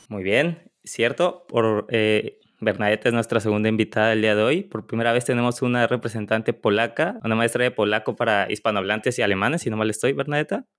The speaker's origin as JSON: {"language": "Spanish", "country": "Mexico", "said": "como mexicanos"}